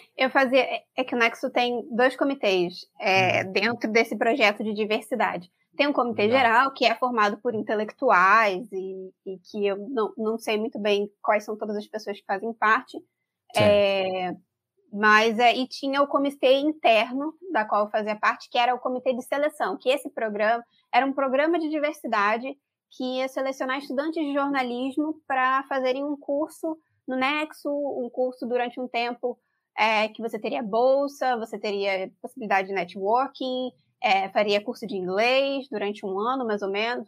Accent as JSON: {"language": "Portuguese", "region": "Rio de Janeiro", "country": "Brazil", "tie": "born or raised there", "accent": "carioca", "said": "eu sou carioca, acho que as pessoas vão perceber pelo sotaque. É, eu nasci e fui criada no subúrbio do Rio de Janeiro"}